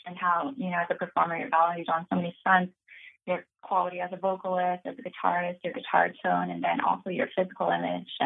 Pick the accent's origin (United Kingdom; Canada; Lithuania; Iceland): Canada; also born or lived in Buffalo, New York, United States; now in Pittsburgh, United States; growing up in Canada